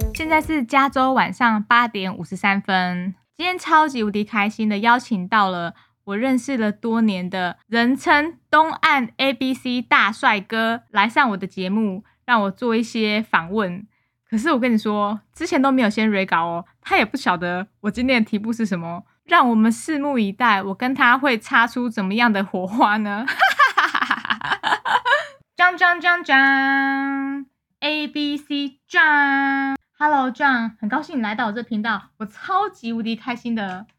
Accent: Taiwan; moved away; 我台湾人啊

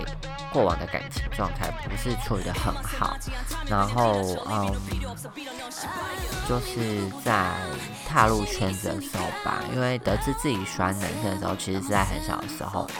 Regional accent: Taiwan; now in Taichung, Taiwan; 然后因为我从台湾搬来台中嘛，那这些东西其实都在老家

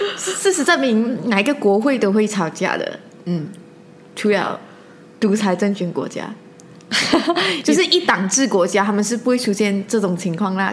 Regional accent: Malaysia; 我一直做一个马来西亚人

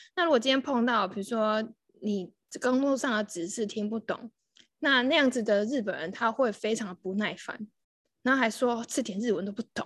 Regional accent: Taiwan; 我们台湾人最奴了

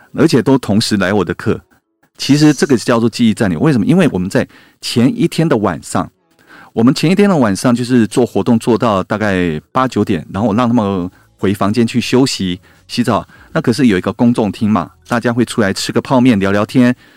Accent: Taiwan; 身为台湾人

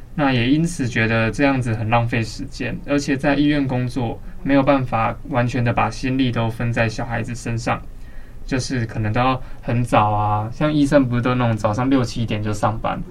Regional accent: Banqiao, New Taipei, Taiwan; now in Taipei, Taiwan; 我虽然现在住在台北，但是其实我是板桥出生的，然后也在板桥出生的

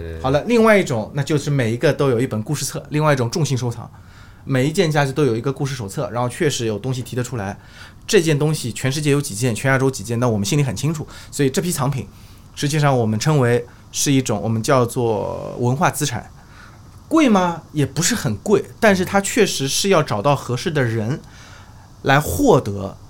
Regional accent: Shanghai, China; 我们上海人叫老头儿

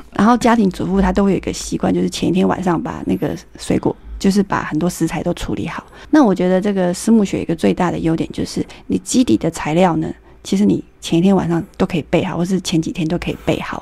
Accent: Taiwan; 我们台湾

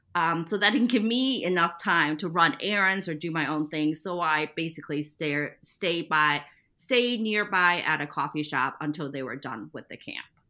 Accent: Midwest, United States; also born or lived in Taiwan; I was born in Taiwan and moved to the Midwest after I finished second grade

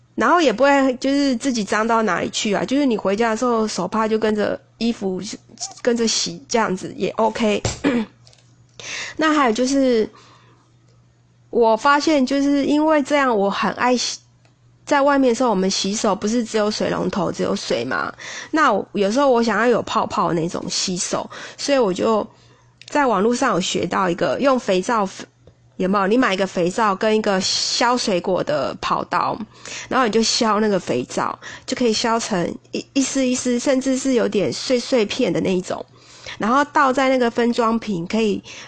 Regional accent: Taipei, Taiwan; 对我们台北人来说

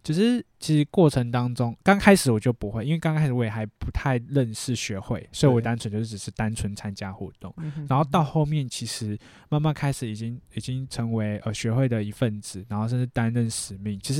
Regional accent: Taipei, Taiwan; born there; 那时候在台北，因为我在我是台北出生的

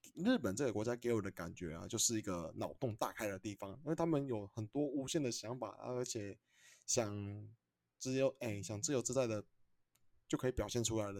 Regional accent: Taiwan; 我们台湾这边

